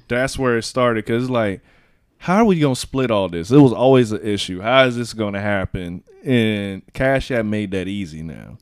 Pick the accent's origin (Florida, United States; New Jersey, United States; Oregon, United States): Florida, United States; Miami; moved away; also born or lived in Bahamas; I'm from Miami.